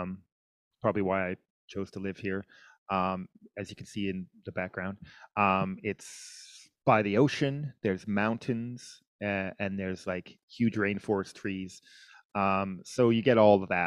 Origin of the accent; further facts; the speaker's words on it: Winnipeg, Manitoba, Canada; now in Vancouver, Canada; I'm from Winnipeg, which is the middle of the country, which is like minus 20, minus 30 Celsius. You know, it gets to minus 40. So I grew up in like major snow, major cold.